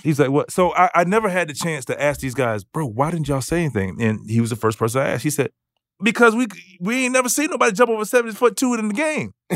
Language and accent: English; Florida, United States; I'm from Florida